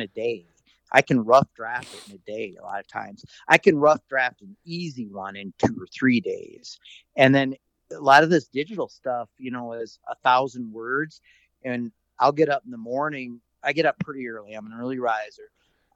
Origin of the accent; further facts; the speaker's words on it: South Dakota, United States; moved away; growing up in South Dakota, I did a lot of bird hunting. And then since I've moved west